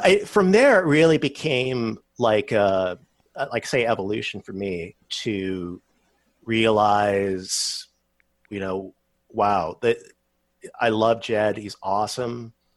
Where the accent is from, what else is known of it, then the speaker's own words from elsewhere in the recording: Massachusetts, United States; now in Texas, United States; I was growing up in Massachusetts